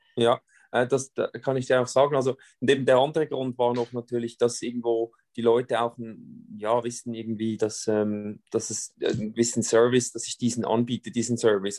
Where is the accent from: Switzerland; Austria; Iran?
Switzerland; bei uns in der Schweiz